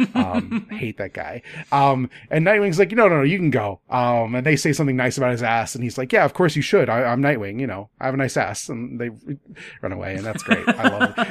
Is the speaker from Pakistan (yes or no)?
no; Midwest, United States; as a kid growing up in the Midwest